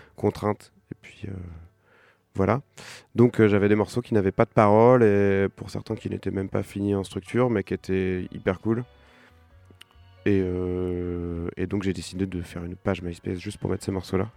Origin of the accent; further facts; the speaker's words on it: Saint-Étienne-de-Montluc, Pays de la Loire, France; also born or lived in Nantes; je suis né à Nantes, mais j'ai grandi à Saint-Étienne-de-Montluc, ce qui fait toute la différence.